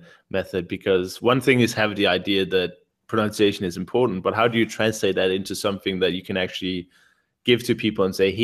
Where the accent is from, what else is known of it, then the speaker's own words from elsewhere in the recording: Denmark; In Denmark, you know, we have a tiny country